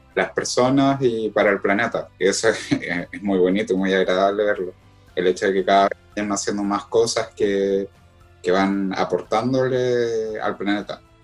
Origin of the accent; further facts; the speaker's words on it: Concepción, Biobío, Chile; de Concepción